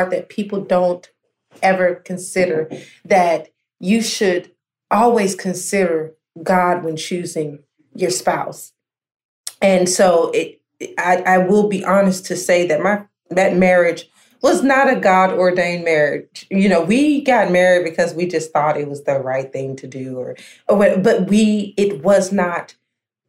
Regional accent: Americus, Georgia, United States; now in McDonough, United States; my initial location was in Americus, Georgia, which is my hometown

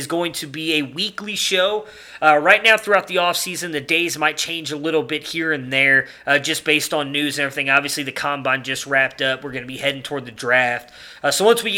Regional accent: Cleveland, Ohio, United States; moved away; also born or lived in Middleburg Heights, Ohio / Texas; I was born in Cleveland, lived in Middleburg Heights until I moved to Texas with my family

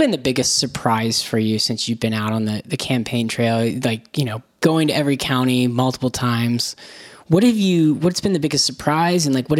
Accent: Florida, United States; I'm from Florida

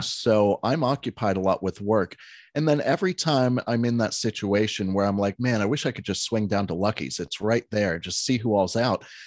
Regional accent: Alexandria, Pennsylvania, United States; moved away; my hometown of five hundred people and thirty-five farms.

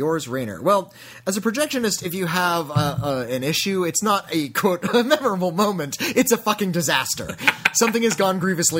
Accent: Zurich, Switzerland; I wanted to tell you how cinemas in my hometown of Zurich handle it.

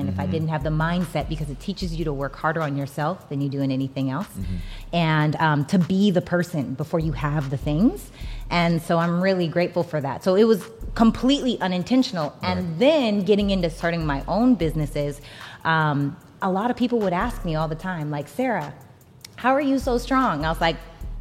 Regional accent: Regina, Saskatchewan, Canada; now in Los Angeles, United States; I'm from Regina, Saskatchewan, Canada, right? So I'm from a small town in Saskatchewan, Canada. I moved to Los Angeles by myself to pursue acting.

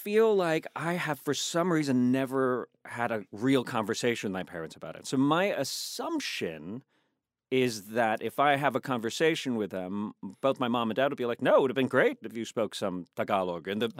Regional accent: the South, United States; now in Virginia, United States; I'm the Filipino slash Spanish slash I grew up in the South, you know?

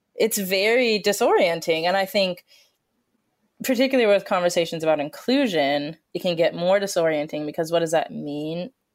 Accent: Colorado, United States; I grew up in Colorado

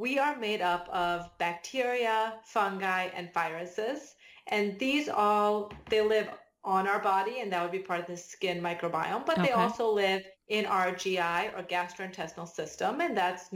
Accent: Delaware, United States; moved away as an adult; also born or lived in Massachusetts / Illinois / North Carolina; I grew up in Delaware

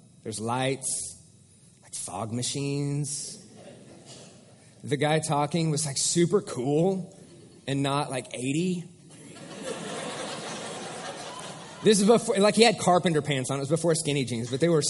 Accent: Bixby, Oklahoma, United States; I was raised in Bixby

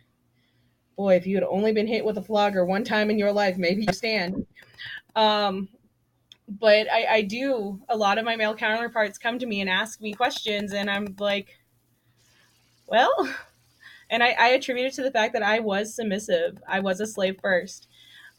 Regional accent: the South, United States; I was raised in the South

